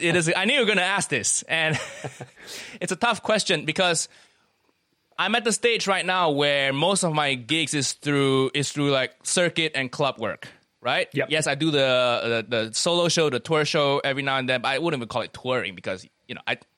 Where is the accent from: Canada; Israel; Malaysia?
Malaysia; Kuala Lumpur; moved away as an adult; also born or lived in United States; now in United Kingdom; I grew up in Malaysia, twenty years of my life there before I went to America for university. Then I moved over here